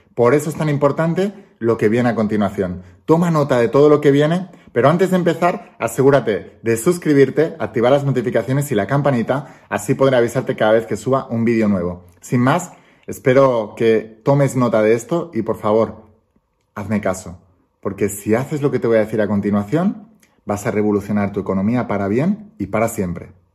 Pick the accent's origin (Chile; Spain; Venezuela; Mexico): Spain; yo soy español, vivo en España